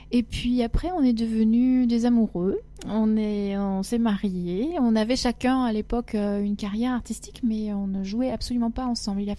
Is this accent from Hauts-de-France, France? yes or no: no; Agen, Nouvelle-Aquitaine, France; born there; also born or lived in Africa; Je suis née à Agen, dans le Lot-et-Garonne.